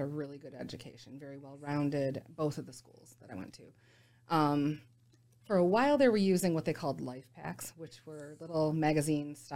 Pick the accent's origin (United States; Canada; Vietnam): United States; Utica, Michigan; So I was born in Utica, Michigan, technically at Royal Oak, Beaumont. And lived there a good chunk of my life